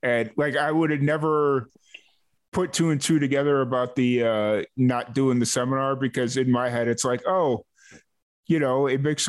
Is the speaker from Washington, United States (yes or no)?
no; Chicago, Illinois, United States; I grew up in South Chicago